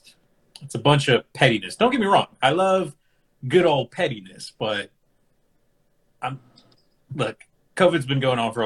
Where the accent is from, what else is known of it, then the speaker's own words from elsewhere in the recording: Texas, United States; me being from Texas and how much of a relief it was that I wasn't Republican.